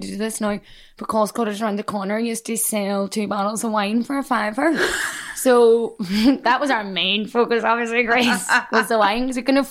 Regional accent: Derry, Northern Ireland, United Kingdom; accent: Derry; moved away as an adult; now in London, United Kingdom; I would love to work again in my own accent, and I would love to bring screenings back to my hometown

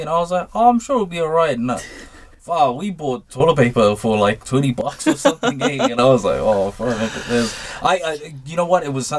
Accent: Savai'i, Samoa; It's one of those special things, I think, for like me as being a Samoan, we're from Savai, which is, I suppose, in the same experience, but maybe a little more for Savai is less westernized than Oporu.

